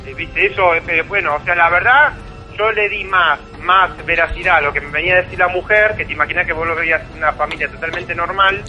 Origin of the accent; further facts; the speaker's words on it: Bernal, Buenos Aires Province, Argentina; moved away; yo soy de Bernal, o sea, vine acá en el año 84